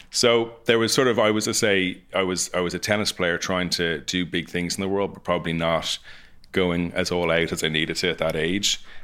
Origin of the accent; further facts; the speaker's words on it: Ireland; coming from Ireland